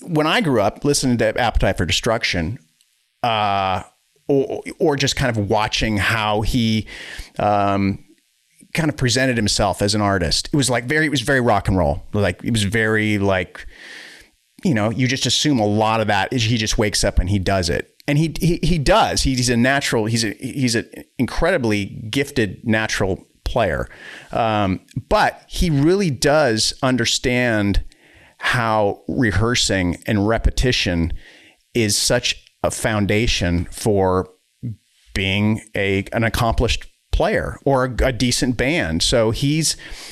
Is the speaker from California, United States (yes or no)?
no; Wisconsin, United States; also born or lived in Boston, Massachusetts / Weymouth, Massachusetts; then we moved to Wisconsin from the Boston area